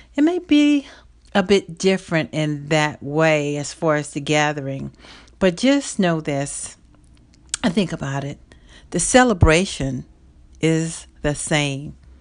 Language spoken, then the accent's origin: English; the South, United States; I'm from the South